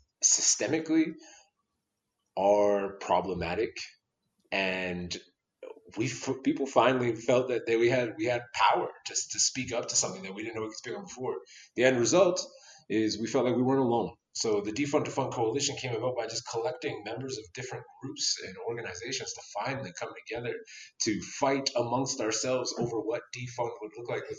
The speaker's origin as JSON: {"language": "English", "town": "Toronto", "region": "Ontario", "country": "Canada", "moved": "yes", "lives_now": "Calgary, Canada", "said": "someone who's from Toronto, a very multicultural city"}